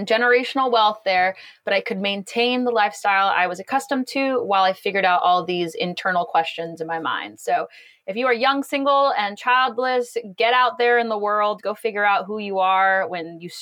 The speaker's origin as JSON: {"language": "English", "town": "Los Angeles", "region": "California", "country": "United States", "tie": "born or raised there", "also_born_or_lived": "Boston / China", "moved": "as an adult", "said": "I grew up in an all Chinese neighborhood in Los Angeles"}